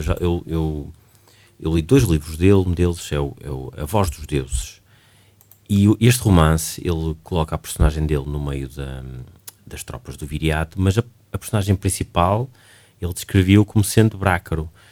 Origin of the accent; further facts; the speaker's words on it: Barcelos, Braga, Portugal; now in Braga, Portugal; Eu sou de Barcelos, sou barcelense